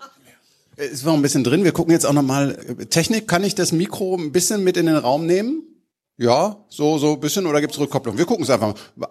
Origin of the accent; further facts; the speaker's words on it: Düsseldorf, North Rhine-Westphalia, Germany; accent: Rhenish; Als Düsseldorfer